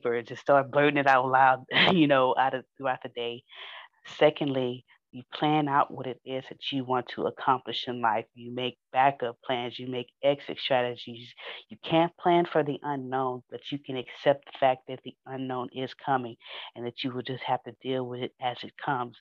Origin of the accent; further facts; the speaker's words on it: Houston, Texas, United States; I'm from Fifth Ward in Houston